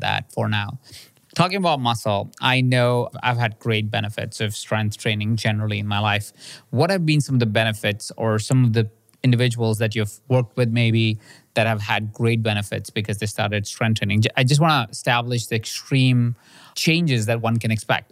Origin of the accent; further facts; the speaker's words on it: India; moved away; I grew up in India in a house of twenty-three people sharing the same space